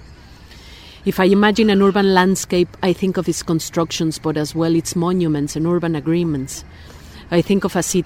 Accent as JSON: {"language": "English", "region": "Mexico City", "country": "Mexico", "tie": "born or raised there", "moved": "as an adult", "lives_now": "Sheffield, United Kingdom", "said": "I was born in Mexico City and have lived in Sheffield for 4 years"}